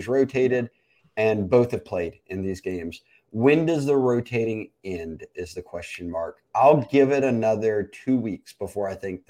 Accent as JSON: {"language": "English", "town": "Memphis", "region": "Tennessee", "country": "United States", "tie": "born or raised there", "moved": "yes", "said": "We grew up in Memphis"}